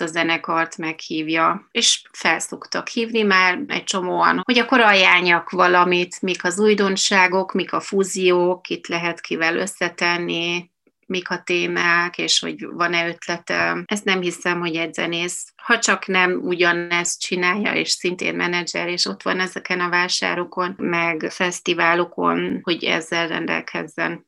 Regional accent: Munich, Bavaria, Germany; moved away as an adult; also born or lived in Bratislava, Slovakia; now in Budapest, Hungary; én pozsonyi vagyok, ott születtem, és már ott elkezdtem táncolni az aprószőtesben, és 7 éves koromban Németországba. Münchenben szerencsére nagyon erős a magyar közeg

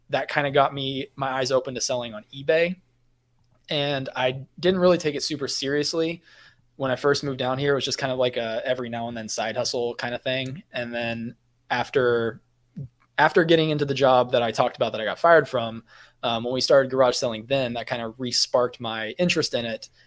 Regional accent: Kansas, United States; now in Florida, United States; because garage sales are big in the area that I come from. I'm from Kansas

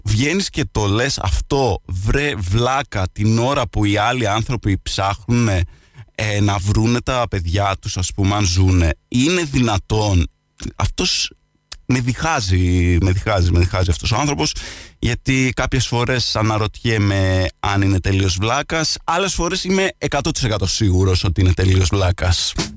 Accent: Lixouri, Kefalonia, Ionian Islands, Greece

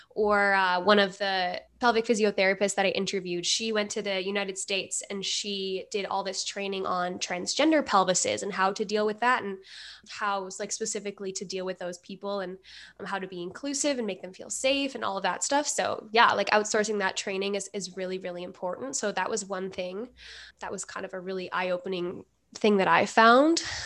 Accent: Edmonton, Alberta, Canada; I'm from Edmonton, Alberta.

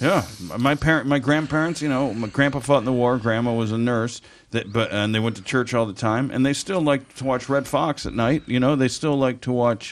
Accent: Orange, California, United States; also born or lived in Midwest / Los Angeles; I grew up in, uh, Orange, in Orange County and lived in L.A. Uh, 20 years

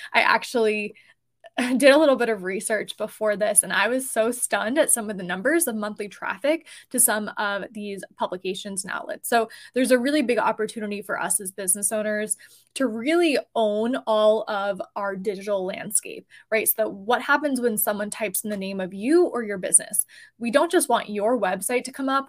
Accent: New Jersey, United States; I am personally New Jersey based, and we are both actually from New Jersey

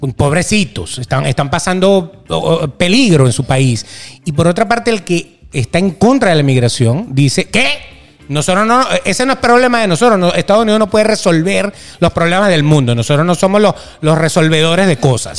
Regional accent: Venezuela; now in United States; nos encantaba vivir en Venezuela

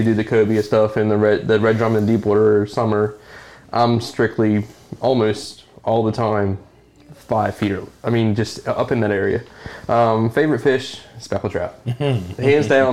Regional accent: Seaford, Delaware, United States; I'm from Delaware. I'm from Seaford

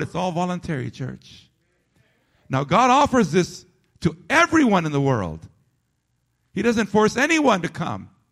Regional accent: United States; as American citizens and as residents of this great nation

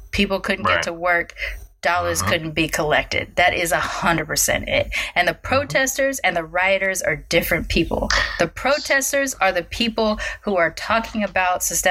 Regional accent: Long Beach, California, United States; I grew up in Long Beach in the fucking hood

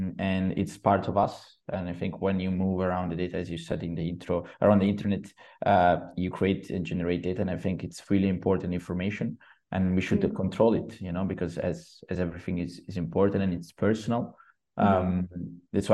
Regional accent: Genoa, Liguria, Italy; I come from Genoa

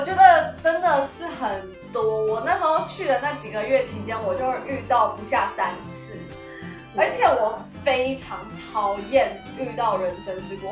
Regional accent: Taiwan; 我连身为一个台湾人

